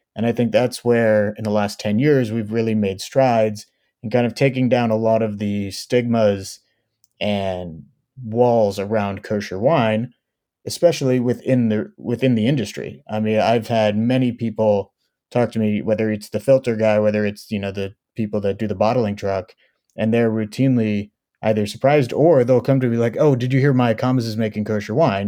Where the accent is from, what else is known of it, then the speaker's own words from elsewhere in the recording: Oakland, California, United States; also born or lived in Israel; I was born and raised in Oakland, California.